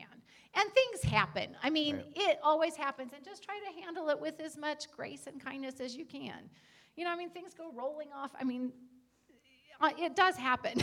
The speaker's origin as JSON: {"language": "English", "country": "United States", "said": "As Americans"}